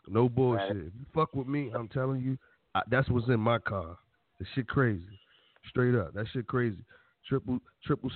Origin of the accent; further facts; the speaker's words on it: Irvington, New Jersey, United States; That's still my hood, even though I'm from Irvington.